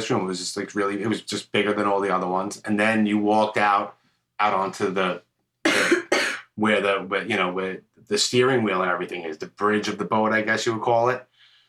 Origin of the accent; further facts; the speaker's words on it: New York, United States; I'm born and raised in the Northeast, and people, oh, you're born and raised in New York.